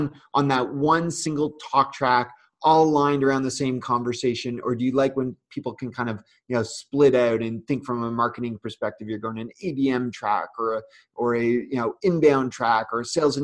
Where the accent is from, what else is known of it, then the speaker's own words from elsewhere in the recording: Canada; I'm Canadian